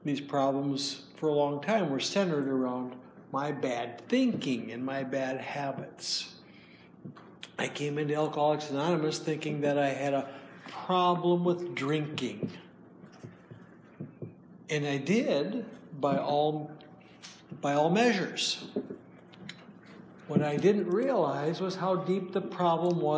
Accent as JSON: {"language": "English", "region": "Minnesota", "country": "United States", "said": "I'm from Minnesota, and hi from Minnesota"}